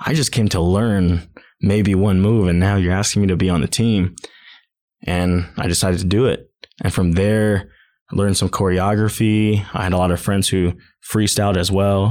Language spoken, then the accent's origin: English; Hawaii, United States; also born or lived in Southeast Idaho; now in Idaho, United States; I'm originally from Hawaii